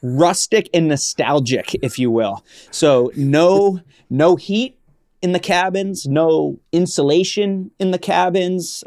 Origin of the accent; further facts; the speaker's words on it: Vermont, United States; I grew up in Vermont